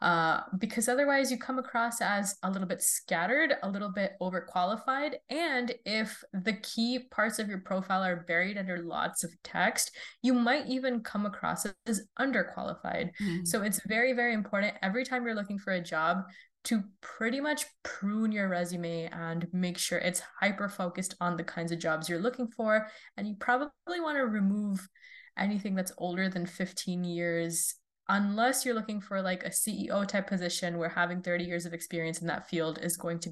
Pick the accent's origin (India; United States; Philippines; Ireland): India; also born or lived in Saudi Arabia; I grew up kind of all over the world. I'm originally from India, but I was born in Saudi Arabia and I moved around, flitted back from country to country.